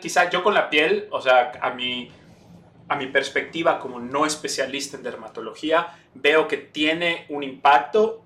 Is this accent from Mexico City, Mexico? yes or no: no; Campeche, Mexico; moved away as an adult; also born or lived in Puebla, Mexico; now in New York, United States; Yo nací en Campeche México. Eh, ahí me crié, ahí estudié medicina